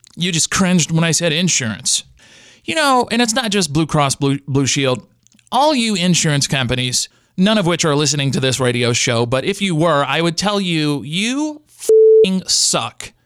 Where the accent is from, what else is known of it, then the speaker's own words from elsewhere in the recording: Louisiana, United States; I grew up in the Louisiana educational system